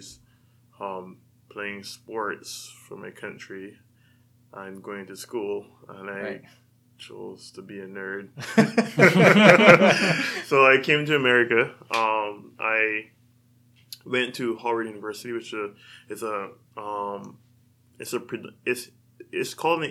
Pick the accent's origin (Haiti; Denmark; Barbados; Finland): Barbados; moved away as an adult; also born or lived in Washington, D.C.; now in California, United States; So I'm from a small island in the Caribbean, Barbados. I grew up, spent the first 18 years of my life there